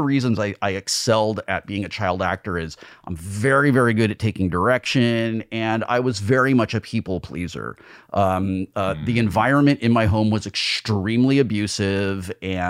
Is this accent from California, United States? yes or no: yes; Burbank, California, United States; also born or lived in Sunland, Los Angeles; I grew up in Burbank.